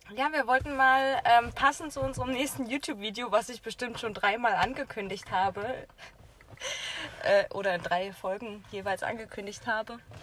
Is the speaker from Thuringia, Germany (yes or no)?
yes; Jena, Thuringia, Germany; ich habe in meiner Jugend einfach hier in Jena Tennis äh, gespielt